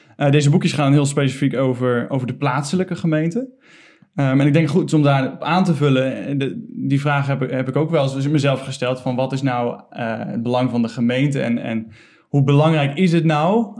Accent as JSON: {"language": "Dutch", "town": "Ede", "region": "Gelderland", "country": "Netherlands", "said": "Ik Kom uit Ede"}